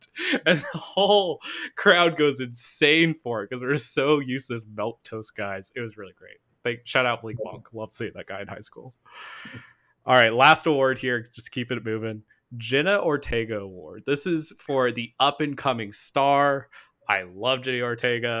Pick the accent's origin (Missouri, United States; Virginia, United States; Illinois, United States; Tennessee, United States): Missouri, United States; Springfield; where I grew up in Springfield